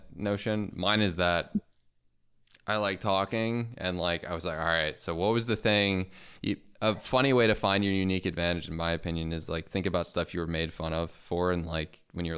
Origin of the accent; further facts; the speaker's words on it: Chicago, Illinois, United States; I went to Loyola, which is in Chicago, and I'm from Chicago.